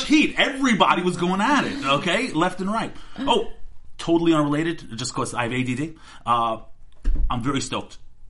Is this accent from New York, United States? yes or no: yes; New York, United States; I'm from New York.